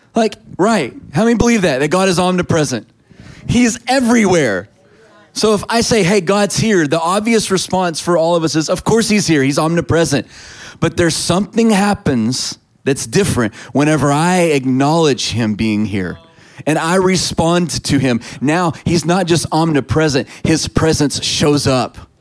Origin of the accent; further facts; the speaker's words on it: Texas, United States; I'm a Texan